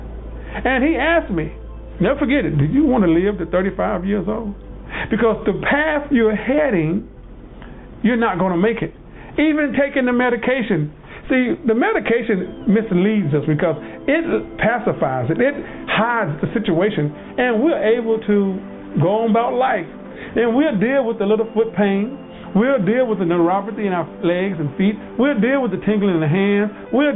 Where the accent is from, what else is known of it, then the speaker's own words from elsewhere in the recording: the South, United States; I'm from the South, Southern boy.